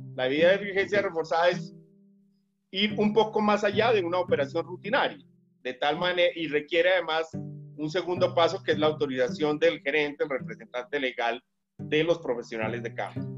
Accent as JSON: {"language": "Spanish", "region": "Tolima Grande", "country": "Colombia", "tie": "born or raised there", "said": "de ese Tolima grande, del cual soy nativo"}